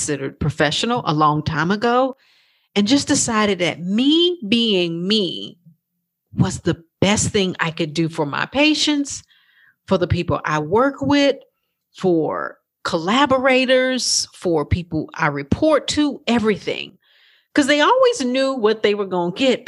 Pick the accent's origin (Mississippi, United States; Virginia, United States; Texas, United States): Texas, United States; accent: twang; also born or lived in New York; I'm from Texas. I know you can hear that little twang in my voice